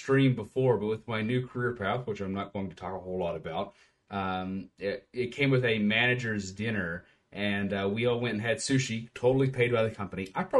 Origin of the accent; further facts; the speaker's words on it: Appalachia, United States; I'm from Appalachia. I won't completely dox myself, but I can say I'm from Appalachia.